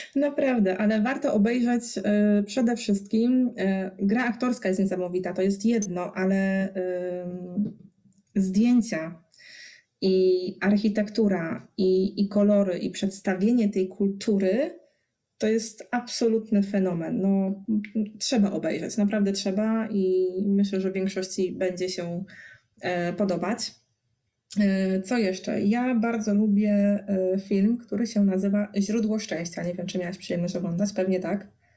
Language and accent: Polish; Poznań, Greater Poland, Poland; jestem z Poznania